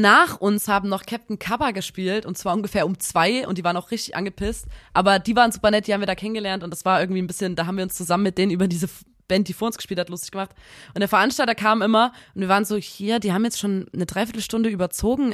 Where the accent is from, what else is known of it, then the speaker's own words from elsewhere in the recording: Saxony, Germany; accent: Saxon; dann rutsche ich immer in so ein richtiges Ekelsächsisch rein